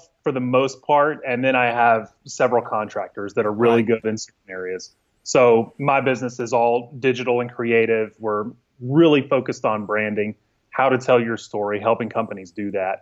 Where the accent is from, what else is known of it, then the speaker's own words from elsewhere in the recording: northern Louisiana, United States; now in Dallas, United States; So I'm originally from Louisiana, the northern side of Louisiana.